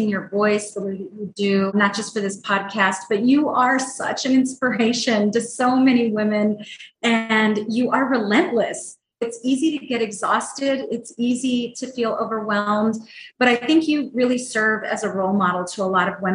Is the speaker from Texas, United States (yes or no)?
yes; El Paso, Texas, United States; I am born and raised in El Paso, Texas.